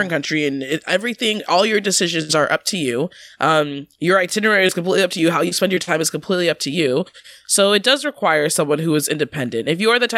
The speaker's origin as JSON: {"language": "English", "region": "Washington", "country": "United States", "tie": "born or raised there", "also_born_or_lived": "New York", "moved": "as an adult", "said": "I grew up in Washington and went to school in New York."}